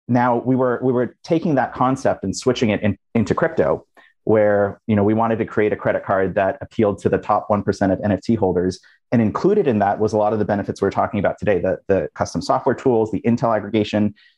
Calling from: San Francisco, California, United States; I'm in San Francisco.

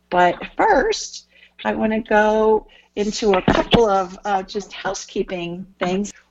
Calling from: Collinsville, Illinois, United States; I'm calling from Collinsville, Illinois.

